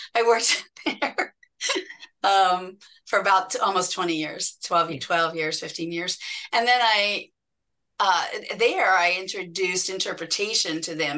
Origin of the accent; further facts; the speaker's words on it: Indianapolis, Indiana, United States; I grew up and just outside of Indianapolis, Indiana